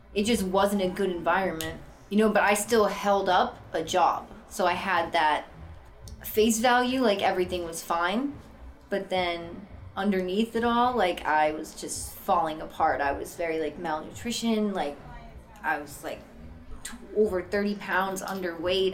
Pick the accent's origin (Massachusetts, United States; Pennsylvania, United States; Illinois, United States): Massachusetts, United States; Boston; I'm originally from Boston, Massachusetts, born and raised